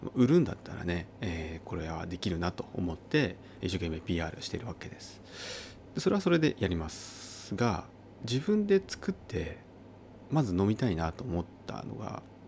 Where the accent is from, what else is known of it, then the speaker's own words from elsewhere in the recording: Uonuma, Niigata, Japan; now in Niigata, Japan; 故郷のですね新潟県魚沼市、えー、今は魚沼市ですけれどももともとは北魚沼郡、えー、広上村、えー、というところで私育った